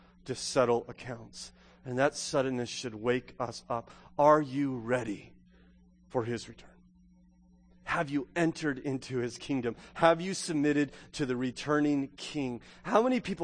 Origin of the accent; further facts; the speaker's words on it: Southern California, United States; moved away; I grew up in Southern California